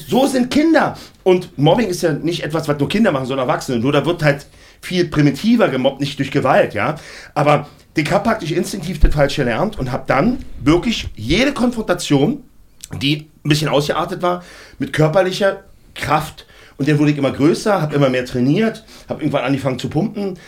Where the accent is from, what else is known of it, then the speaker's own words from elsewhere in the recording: Berlin, Germany; Ich komme aus Berlin-Neukölln